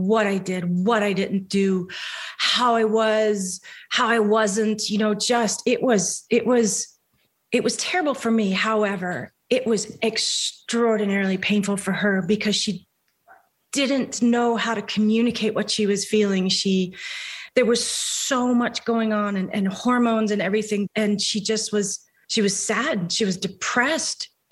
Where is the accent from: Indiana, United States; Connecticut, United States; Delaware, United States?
Delaware, United States; also born or lived in New York / Los Angeles; now in Virginia, United States; I'm from Delaware originally, lived in New York for 10 years, lived out in LA for 25